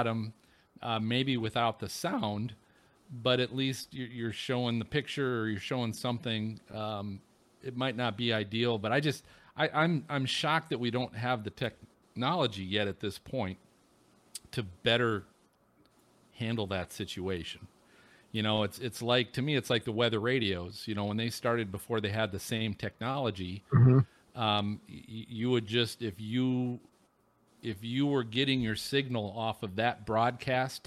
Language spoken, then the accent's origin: English; Minnesota, United States; moved away; I grew up in Minnesota